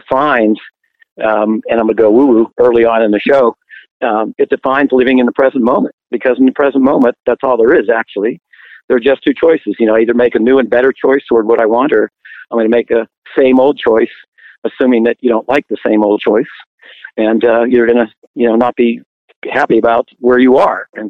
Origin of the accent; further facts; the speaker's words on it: Pittsburgh, Pennsylvania, United States; moved away; I'm actually from Pittsburgh